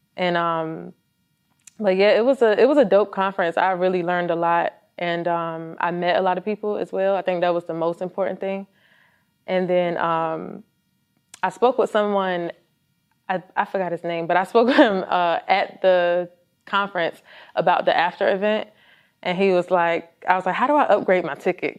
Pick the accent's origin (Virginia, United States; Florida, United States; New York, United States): Virginia, United States; now in Georgia, United States; I am from Virginia